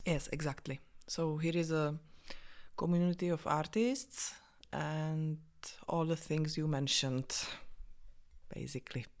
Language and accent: English; Vyškov, South Moravian Region, Czechia; English is a second language; also born or lived in Olomouc / Brno; now in Prague, Czech Republic; I was born in Vyškov. It's a small town between, uh, Brno and Olomouc in Moravia in Czech Republic